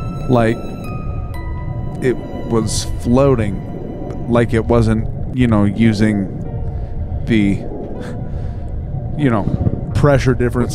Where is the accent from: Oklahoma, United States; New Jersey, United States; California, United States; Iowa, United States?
Iowa, United States; being from Iowa.